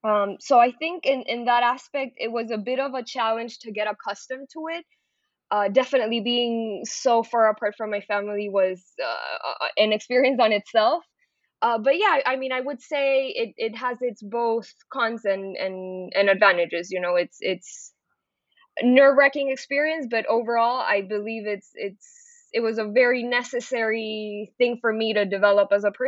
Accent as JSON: {"language": "English", "town": "San Pedro Sula", "region": "Cortés", "country": "Honduras", "also_born_or_lived": "Boca Raton, Florida / Miami, Florida", "second_language": "English", "moved": "as an adult", "lives_now": "United States", "said": "I'm originally from Honduras, right? That's where I'm based out of, San Pedro Sula, Honduras."}